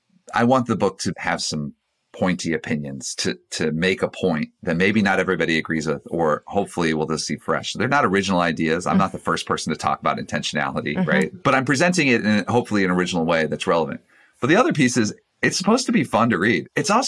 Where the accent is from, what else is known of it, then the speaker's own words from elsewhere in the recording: Georgia, United States; Single mom, four kids, growing up in Georgia